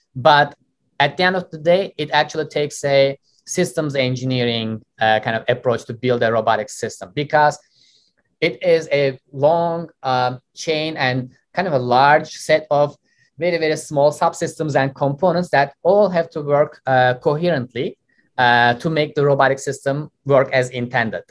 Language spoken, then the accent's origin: English; Istanbul, Turkey; moved away as an adult; also born or lived in Austin, Texas; now in United States; I grew up in Turkey. I was born and raised uh, in Istanbul